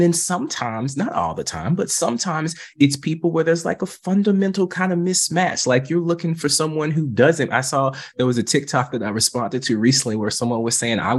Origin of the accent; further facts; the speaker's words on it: the South, United States; And I'm from the South. You know what that means. Bless your heart.